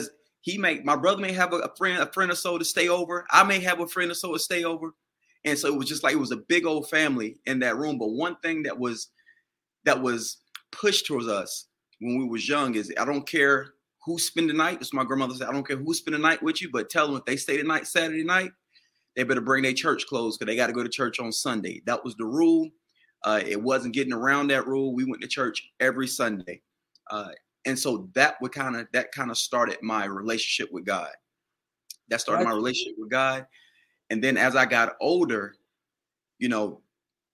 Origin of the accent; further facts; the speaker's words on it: Washington, North Carolina, United States; I grew up in Little Washington